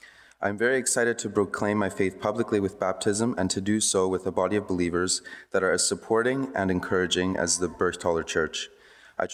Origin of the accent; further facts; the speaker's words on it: Winkler, Manitoba, Canada; I grew up here in Winkler and graduated from Northlands Parkway Collegiate in 2020.